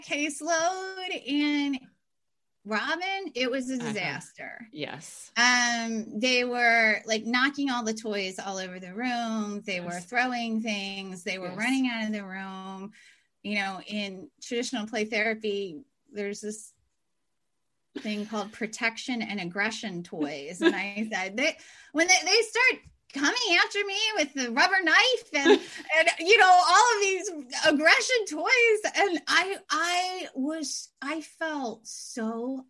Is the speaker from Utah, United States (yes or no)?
no; Pennsylvania, United States; moved away as an adult; I am from Pennsylvania